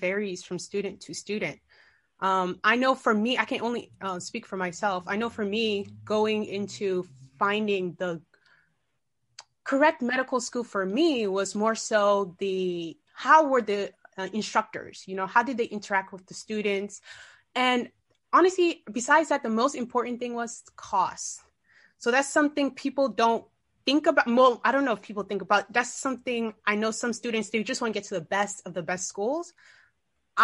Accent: Maryland, United States; also born or lived in Guinea; I was born in West Africa, Guinea, but I was raised in Maryland.

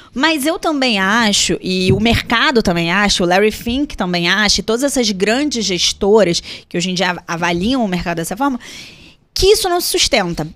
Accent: Brazil

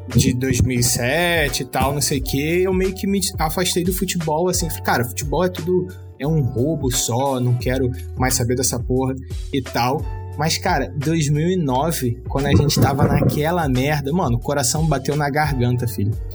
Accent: Rio de Janeiro, Brazil; Eu sou da, sou da Zona Norte do Rio de Janeiro, sou do bairro do Fenômeno, sou de Bento Ribeiro

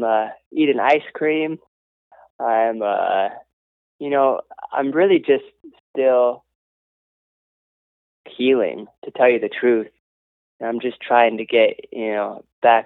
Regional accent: Los Angeles, California, United States; we're born and raised in Venice Beach.

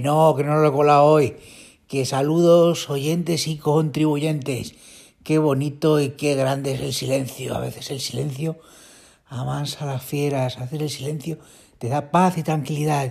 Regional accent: Community of Madrid, Spain; Yo como madrileño, bueno, madrileño, madrileño del norte, madrileño de, los pueblos limítrofes

